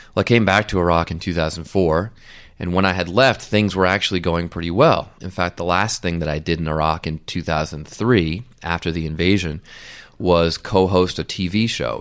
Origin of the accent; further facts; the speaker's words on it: United States; as an American